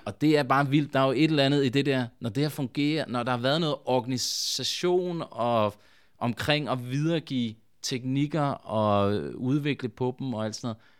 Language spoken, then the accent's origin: Danish; Svendborg, Southern Denmark, Denmark; jeg kommer fra Svendborg oprindeligt